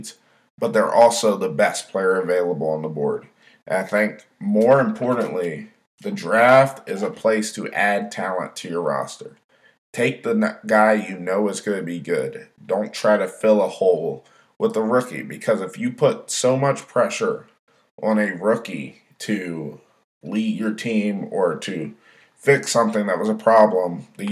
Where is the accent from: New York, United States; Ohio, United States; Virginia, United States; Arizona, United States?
Virginia, United States; Roanoke; my hometown of Roanoke, Virginia